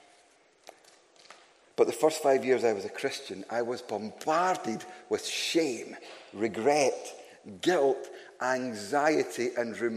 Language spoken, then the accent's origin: English; Glasgow, Scotland, United Kingdom; I am from Glasgow